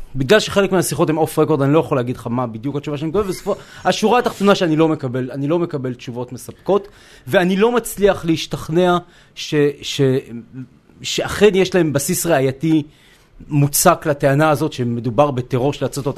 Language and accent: Hebrew; Jerusalem, Jerusalem District, Israel; אני ירושלמי. אני נולדתי בירושלים, אה, חייתי שם רוב, שני, רוב, רוב שנותיי